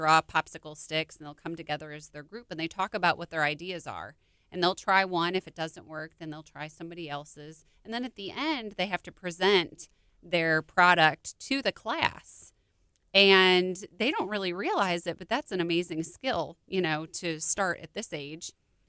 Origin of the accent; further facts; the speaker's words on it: Illinois, United States; I'm from Illinois.